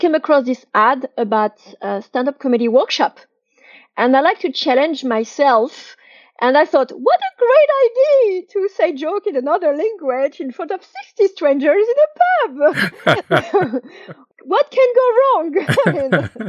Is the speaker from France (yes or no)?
yes; French Riviera, Provence-Alpes-Côte d'Azur, France; moved away as an adult; also born or lived in London; I grew up on the French Riviera, not in Paris